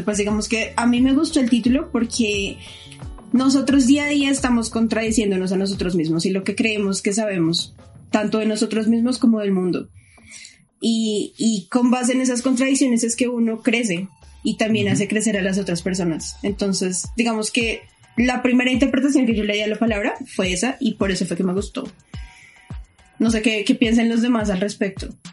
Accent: Bogotá, Colombia

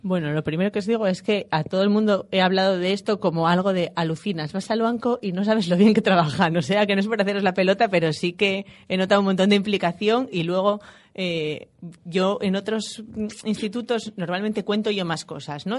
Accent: Gijón, Asturias, Spain; Soy de Gijón

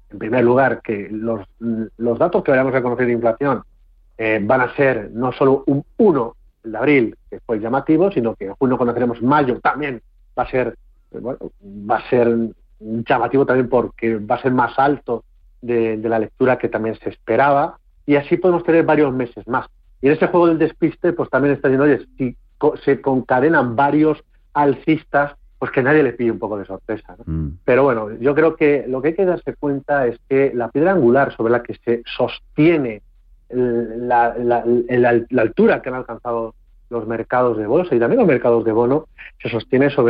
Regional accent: Castilla-La Mancha, Spain; el día de hoy de los, nuestro de los castellanos manchegos

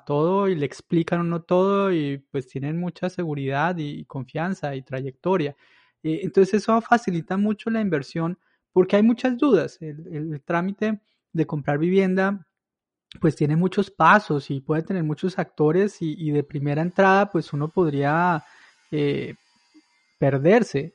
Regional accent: Villa de Leyva, Boyacá, Colombia; moved away; yo soy de Villa de Leyva

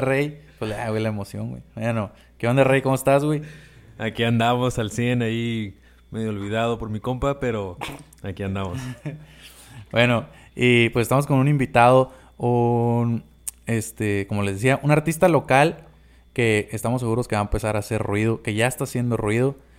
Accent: Baja California, Mexico; Somos de la Baja

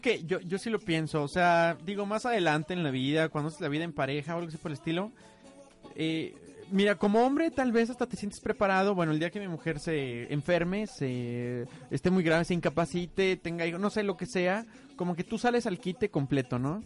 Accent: Mexico; yo fui criado en México

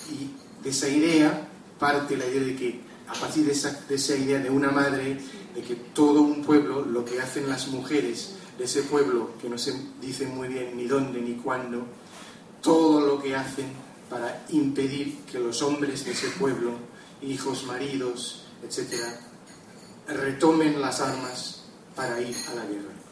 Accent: Lebanon; born there; sabéis que yo nací en el Líbano, que es un país que últimamente en los últimos tiempos ha habido muchísimos conflictos y muchas guerras

